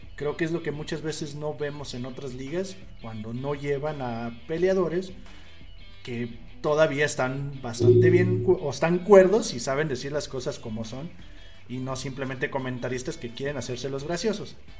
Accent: Mexico; como mexicanos

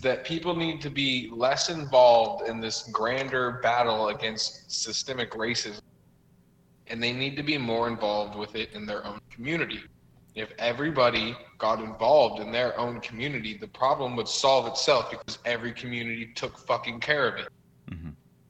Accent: New York, United States; also born or lived in Washington State; I grew up in New York, I feel like you might, but here, no, you'll never find that. But I lived in Washington State for a little bit when I was younger.

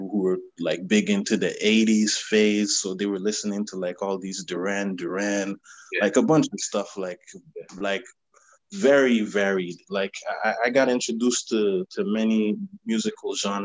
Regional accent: Ottawa, Ontario, Canada; I'm from Ottawa, Canada. Capital, the national capital of the country. Yeah, my parents are from Haiti, but I've been here my whole life, basically.

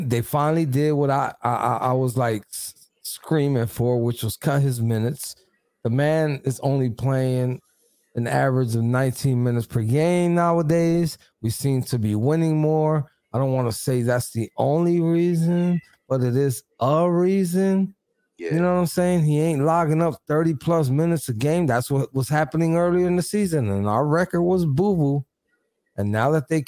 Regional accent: Philadelphia, Pennsylvania, United States; I'm from Philly.

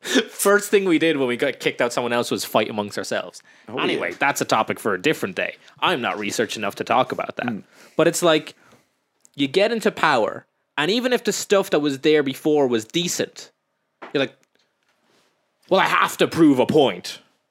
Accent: Ireland; I do like being Irish

